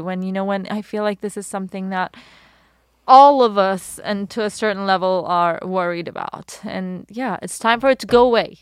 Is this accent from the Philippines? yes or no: no; Iran; also born or lived in London, United Kingdom; now in Los Angeles, United States; Born in Iran